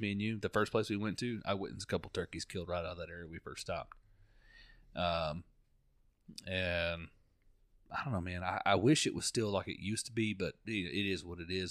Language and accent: English; Florida, United States; I'm from Florida